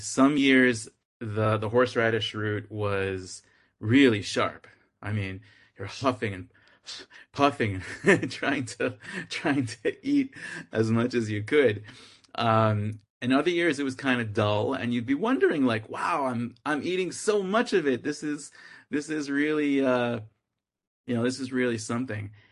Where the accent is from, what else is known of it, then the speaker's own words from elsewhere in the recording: Boston, Massachusetts, United States; I'm from Boston